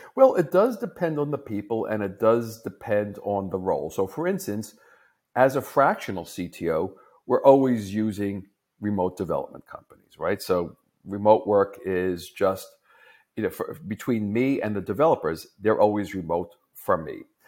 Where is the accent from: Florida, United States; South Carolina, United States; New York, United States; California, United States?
New York, United States; as a New Yorker, I talk very fast